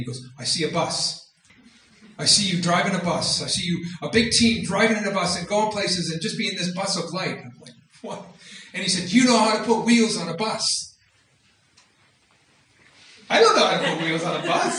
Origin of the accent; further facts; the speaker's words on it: Minneapolis, Minnesota, United States; I'm from Minneapolis